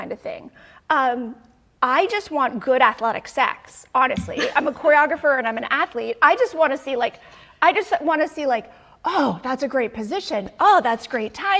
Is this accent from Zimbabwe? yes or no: no; Canada; now in United States; I'm Canadian